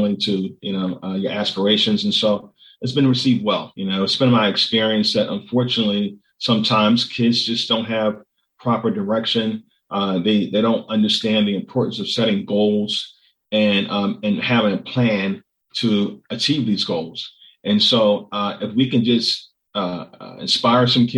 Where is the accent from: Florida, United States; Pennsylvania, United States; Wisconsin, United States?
Pennsylvania, United States; Philadelphia; also born or lived in Yeadon, Pennsylvania; I'm from Southwest Philadelphia originally. I grew up there. We left Southwest when I was about 15. And we ended up moving out to Yadin